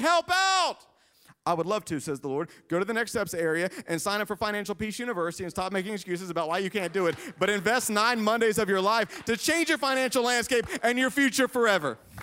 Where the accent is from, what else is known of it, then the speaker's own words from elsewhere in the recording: Greenville, South Carolina, United States; moved away as an adult; also born or lived in Lexington, Kentucky; growing up in Greenville